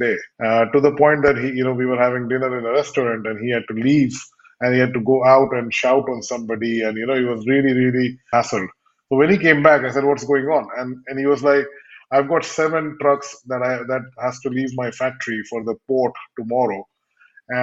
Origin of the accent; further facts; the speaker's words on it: India; moved away as an adult; also born or lived in United Kingdom / Edinburgh / London / Los Angeles; I was brought up primarily in India with a few years, in the UK, then finished my higher education in the UK